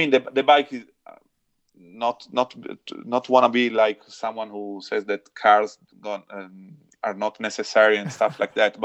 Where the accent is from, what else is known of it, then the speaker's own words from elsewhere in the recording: Milan, Lombardy, Italy; English is a second language; moved away as an adult; now in Val di Zoldo, Italy; I'm from Milano, born and raised in Milano